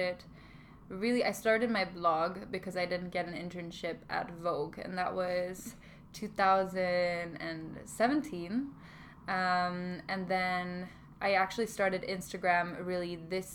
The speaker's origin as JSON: {"language": "English", "country": "Germany", "tie": "born or raised there", "also_born_or_lived": "Stockholm, Sweden", "moved": "as an adult", "lives_now": "London, United Kingdom", "said": "then I came back to Germany until I graduated high school, and then I moved to London"}